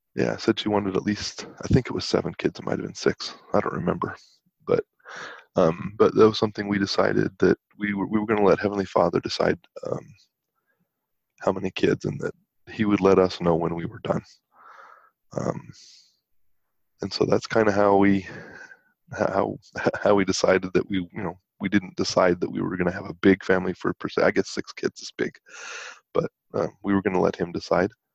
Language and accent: English; West Valley City, Utah, United States; I grew up in West Valley City